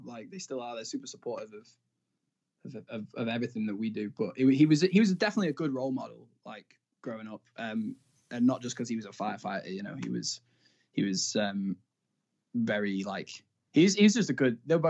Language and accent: English; Blackpool, North West England, United Kingdom; But yeah, so I'm from Blackpool, and we which is kind of a, it was the sort of vacation capital of the country